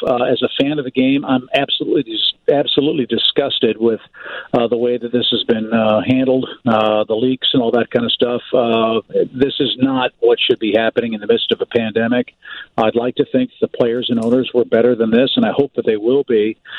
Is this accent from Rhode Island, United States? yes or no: no; St. Louis, Missouri, United States; moved away; I grew up in St. Louis